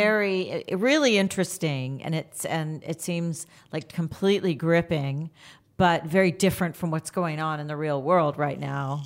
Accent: Canada; now in United States; being a Canadian myself

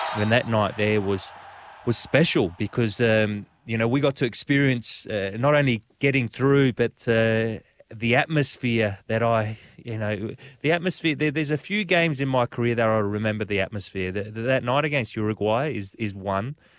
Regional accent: South Australia, Australia; also born or lived in Italy; When we're growing up in Australia, we're classed, well, I was growing up as an Italian

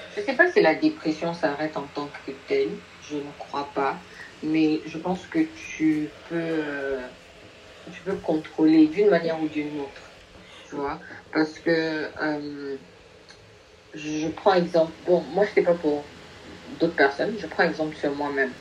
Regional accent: Nigeria; je, suis du Nigeria

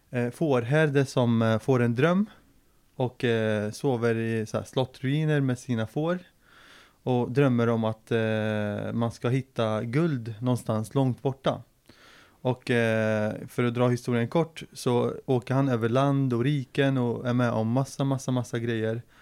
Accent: Linköping, Östergötland, Sweden; also born or lived in Syria; Och eh, jag är ju född i Syrien eh, och kom till Sverige 98. Då var jag 10-11 år. Eh, direkt till Linköping faktiskt, för pappas släkt var här och hade samlat sig i Linköping. Och eh, så eh, växte jag upp i Linköping ända fram till gymnasiet.

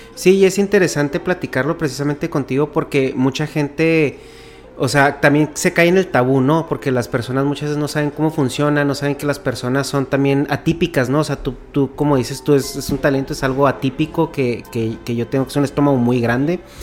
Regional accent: Mexico; moved away as an adult; now in California, United States; yo tengo ya muy, mucho tiempo viviendo en Estados Unidos, soy de México originalmente. Pero tengo ya como casi 11 años viviendo en California

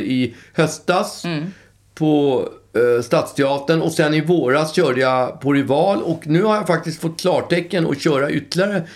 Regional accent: Stockholm, Stockholm County, Sweden; jag är uppväxt på Östermalm

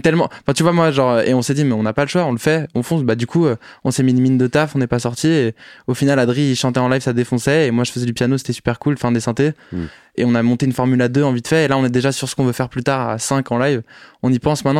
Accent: Paris, Île-de-France, France; Je suis né à Paris, pas très original, en 1997

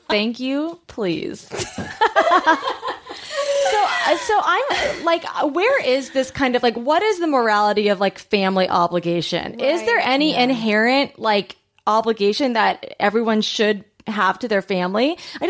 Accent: Long Beach, California, United States; I'm from Long Beach.

